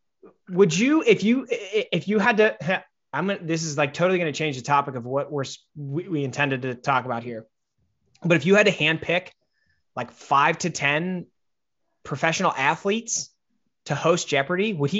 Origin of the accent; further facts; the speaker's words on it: Wisconsin, United States; Growing up in Wisconsin.